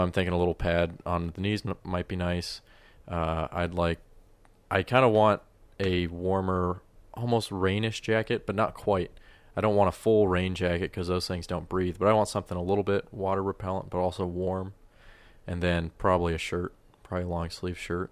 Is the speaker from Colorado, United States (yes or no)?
yes; Colorado, United States; I grew up in Colorado